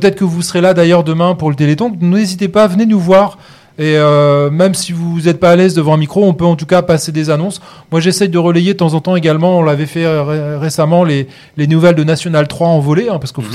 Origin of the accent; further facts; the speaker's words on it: Normandy, France; je suis normand